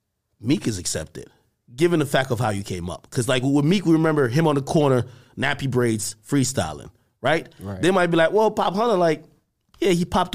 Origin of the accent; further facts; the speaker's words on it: New Jersey, United States; also born or lived in Jamaica; I'm from Jersey. {S1} Right. {S0} I was born in Jamaica. I moved to Jersey young age, like 11 or whatever the case is. And at that point, I've always been in Jersey. I'm still in Jersey.